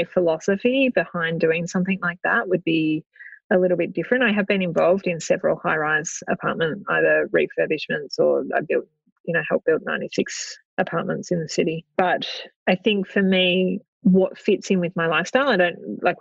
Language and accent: English; Australia; We are both in property. We're both from Australia